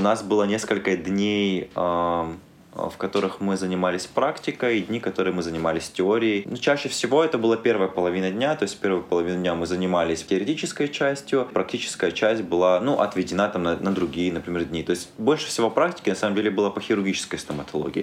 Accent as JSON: {"language": "Russian", "region": "Abkhazia", "country": "Georgia", "tie": "born or raised there", "also_born_or_lived": "Perm, Russia", "moved": "yes", "said": "сам родом из Абхазии"}